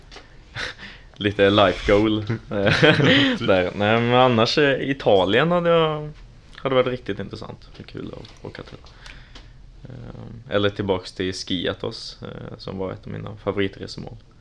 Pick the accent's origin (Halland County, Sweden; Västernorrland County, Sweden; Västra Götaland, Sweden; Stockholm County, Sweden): Västra Götaland, Sweden; Trollhättan; moved away as an adult; now in Linköping, Sweden; Så jag är ursprungligen från Trollhättan